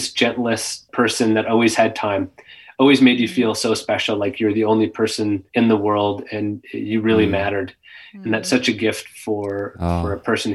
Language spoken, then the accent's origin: English; Kimberley, British Columbia, Canada; growing up in Kimberley